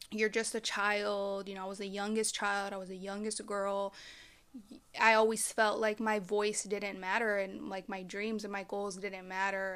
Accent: Dallas, Texas, United States; I am from the Dallas, Fort Worth area.

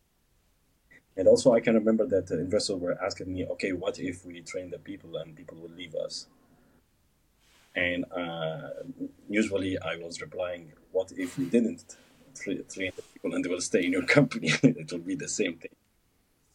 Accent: Egypt; moved away as an adult; also born or lived in Alexandria, Egypt / Cairo, Egypt; now in Dubai, United Arab Emirates; I came from Egypt, I came to SAE Institute in Dubai

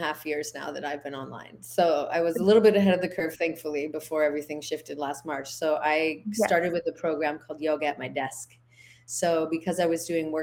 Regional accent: Canada; moved away as an adult; also born or lived in United States / Big Island, Hawaii; now in Hawaii, United States; I'm originally from Canada

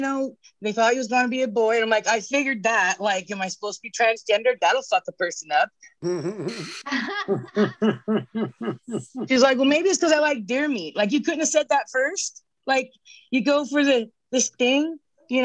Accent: Northern California, United States; I'm Hoopa from Northern California

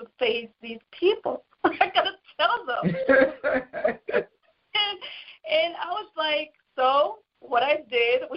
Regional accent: Jamaica; I'm from Jamaica

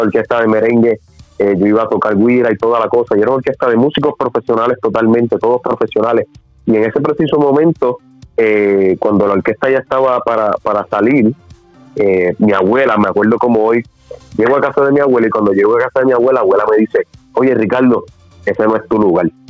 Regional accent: Guaynabo, Puerto Rico; also born or lived in San Juan, Puerto Rico; nací obviamente en eh, San Juan, Puerto Rico, pero siempre desde niño he vivido acá en, en, en, como tal. Okay. Nacido y criado aquí

